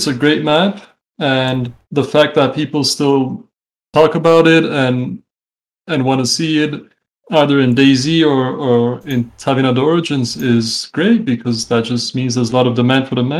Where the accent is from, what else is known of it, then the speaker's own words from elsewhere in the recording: London, United Kingdom; also born or lived in Canada; now in Czech Republic; I'm 28 years old. I was born in the Czech Republic. I moved to Canada when I was like 6 years old, I think. Mm-hmm. I lived there until I was about 10. Then we moved to London, England, where I kind of grew up. And now I'm back in the Czech Republic